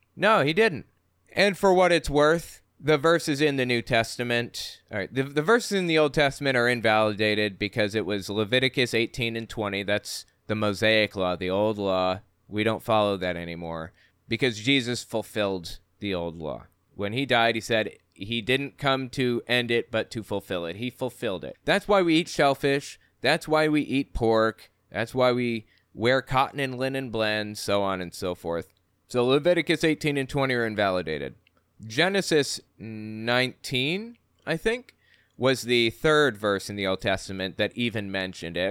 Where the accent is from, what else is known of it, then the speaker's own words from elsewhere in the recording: West Virginia, United States; also born or lived in Connecticut; I moved to West Virginia from Connecticut when I was eight.